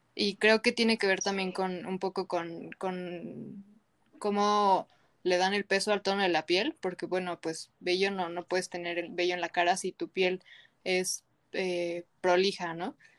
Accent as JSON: {"language": "Spanish", "country": "Mexico", "said": "nos sentimos nosotras como mexicanas"}